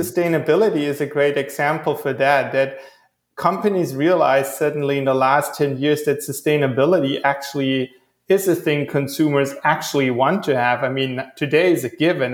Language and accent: English; Stuttgart, Baden-Württemberg, Germany; now in Hawaii, United States; I'm originally from Stuttgart